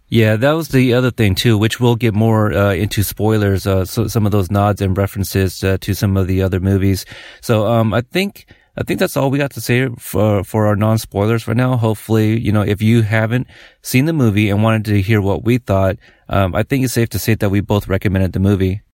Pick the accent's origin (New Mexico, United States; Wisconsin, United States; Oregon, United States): Oregon, United States; Portland; we're from Oregon, Portland